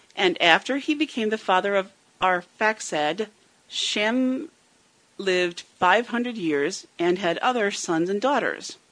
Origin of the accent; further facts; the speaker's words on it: United States; it's United States